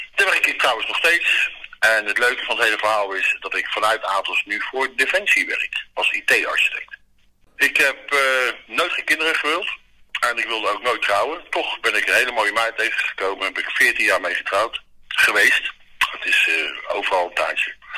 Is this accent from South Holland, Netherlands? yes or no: yes; The Hague, South Holland, Netherlands; na mijn dienst ben ik teruggegaan waar ik geboren ben, dat is op de Haagse Markt